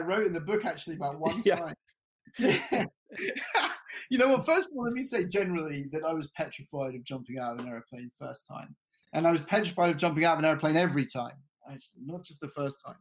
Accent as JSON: {"language": "English", "region": "London", "country": "United Kingdom", "tie": "born or raised there", "said": "I grew up in London"}